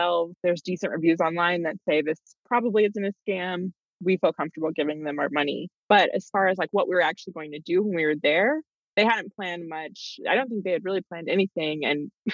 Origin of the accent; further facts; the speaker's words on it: Tennessee, United States; moved away as an adult; coming from the South, I grew up in Tennessee